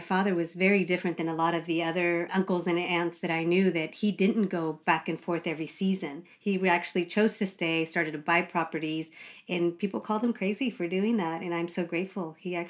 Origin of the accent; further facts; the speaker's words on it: Northern California, United States; I was actually born in California, but both my parents are from Mexico, Michoacán y Guanajuato.